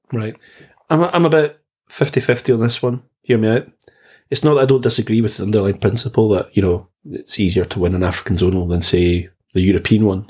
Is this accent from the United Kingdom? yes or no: yes; Scotland, United Kingdom; I come from we come from Scotland.